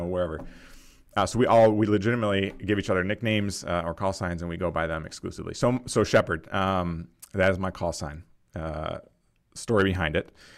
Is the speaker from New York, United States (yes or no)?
yes; Rochester, New York, United States; I grew up in Rochester, New York, so Western, Western New York